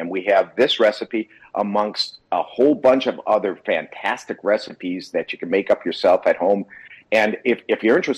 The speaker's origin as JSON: {"language": "English", "region": "Wisconsin", "country": "United States", "tie": "born or raised there", "moved": "yes", "lives_now": "California, United States", "said": "I grew up in Wisconsin, live in California, so I am a cheese guy"}